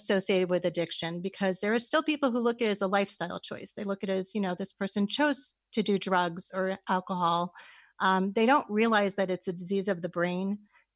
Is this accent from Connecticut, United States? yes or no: yes; West Hartford, Connecticut, United States; I actually grew up in West Hartford, Connecticut